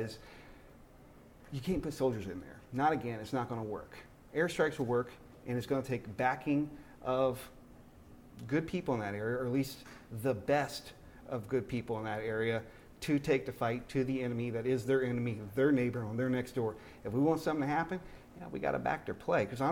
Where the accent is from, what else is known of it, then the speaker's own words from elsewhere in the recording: United States; I'm an American